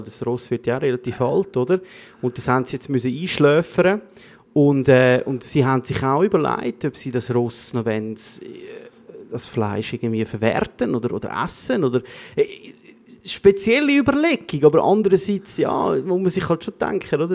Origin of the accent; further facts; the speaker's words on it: Switzerland; bei uns in der Schweiz